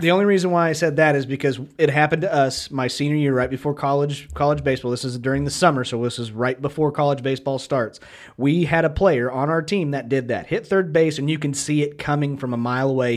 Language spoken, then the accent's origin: English; Kansas, United States; we are from Kansas